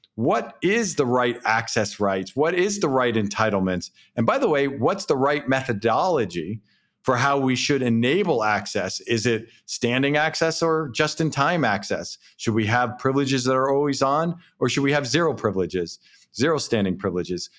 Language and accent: English; East Coast, New England, United States; also born or lived in Southern California; now in Boston, United States; I grew up here on the East Coast